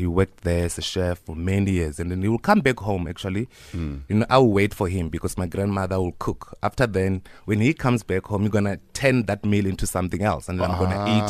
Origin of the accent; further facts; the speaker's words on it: Limpopo, South Africa; I was born in Limpopo, Waravere, Sintumure.